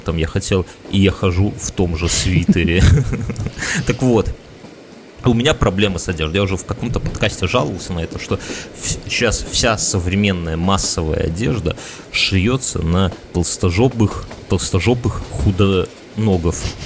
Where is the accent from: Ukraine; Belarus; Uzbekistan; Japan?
Belarus; мы же вот белорусы